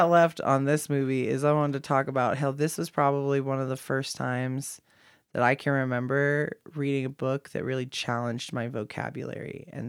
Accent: Kansas, United States; I'm from Kansas. I'm from the other side. Literally, Oklahoma is sandwiched in between Texas

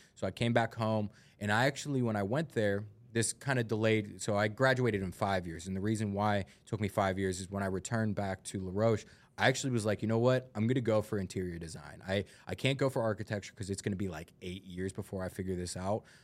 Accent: United States; I'm from North Hills

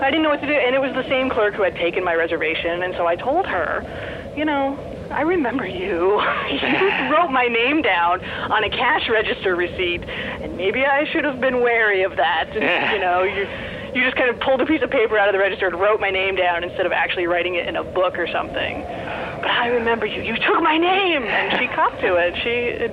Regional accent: East Coast, United States; now in Los Angeles area, United States; I grew up on the East Coast, and being out here, it's just, geographically, it's just so different than the East Coast

